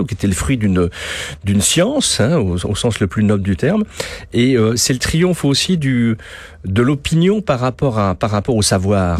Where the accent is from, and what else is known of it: France